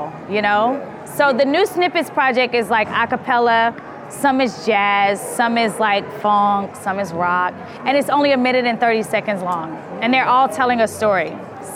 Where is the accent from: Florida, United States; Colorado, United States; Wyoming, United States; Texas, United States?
Texas, United States; Houston; my hometown